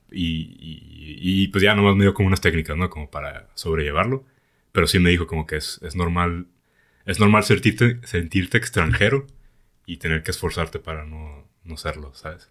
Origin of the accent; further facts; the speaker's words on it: Mexico; yo soy el mexicano